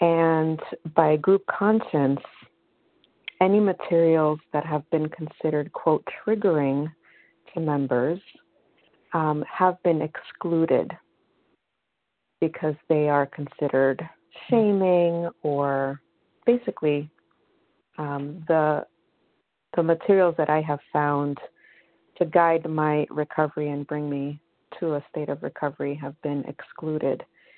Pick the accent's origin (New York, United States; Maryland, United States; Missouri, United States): New York, United States; I'm from New York, and I'm a recovered compulsive eater.